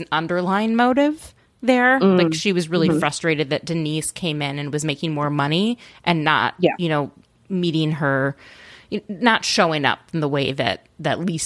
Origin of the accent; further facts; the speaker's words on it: Minnesota, United States; I'm from Minnesota